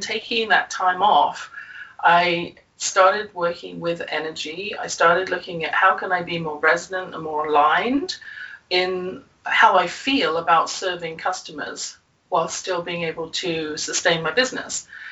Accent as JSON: {"language": "English", "region": "England", "country": "United Kingdom", "tie": "born or raised there", "said": "As you can probably tell from my accent, I grew up in England"}